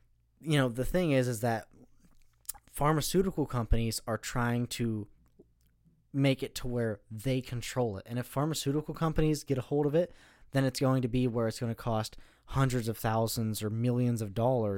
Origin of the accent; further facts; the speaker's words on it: United States; No, being an American